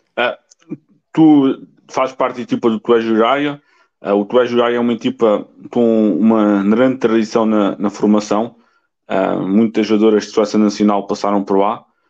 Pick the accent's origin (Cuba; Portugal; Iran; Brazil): Portugal; Alentejo; eu sou do Alentejo